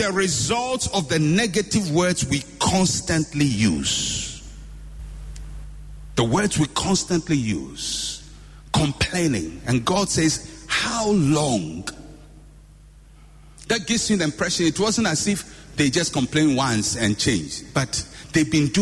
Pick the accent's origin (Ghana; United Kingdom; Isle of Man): Ghana; I was born in Ghana